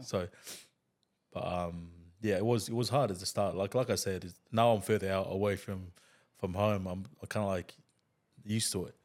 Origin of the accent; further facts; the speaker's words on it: Tonga; English is a second language; moved away as an adult; also born or lived in New Zealand; when I was a kid, I grew up in Tonga